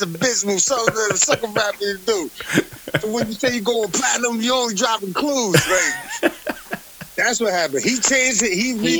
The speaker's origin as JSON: {"language": "English", "town": "Allentown", "region": "Pennsylvania", "country": "United States", "said": "I'm from Allentown."}